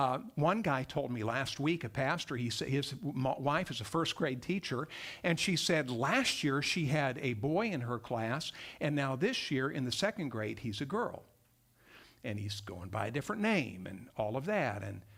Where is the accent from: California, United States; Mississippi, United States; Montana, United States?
Montana, United States; accent: Texas; also born or lived in Texas; I grew up in Montana, by the way. Someone noted I have a little bit of a kind of a Texas accent because I went to seminary in Texas. And we stayed down there for a few decades, actually, about 30 years. But I went to college in Montana, grew up there